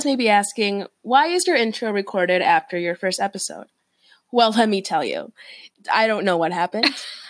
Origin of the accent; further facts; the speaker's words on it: Peru; I'm 23. And three fun facts about me is that I was born in Peru.